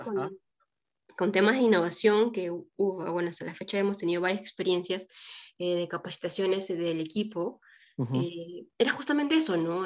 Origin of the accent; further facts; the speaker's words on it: Trujillo, La Libertad, Peru; moved away; yo estudié arquitectura, soy de Trujillo